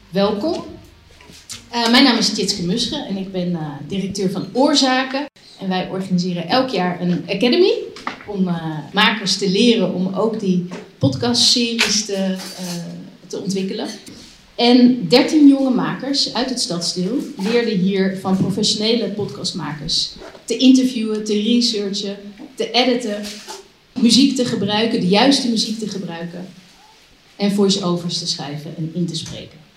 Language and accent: Dutch; Amsterdam, North Holland, Netherlands; Maar ik ben een geboren en getogen Amsterdammer, eigenlijk uit, eh, ja, eigenlijk uit Oost en eh, eh, opgegroeid in Noord.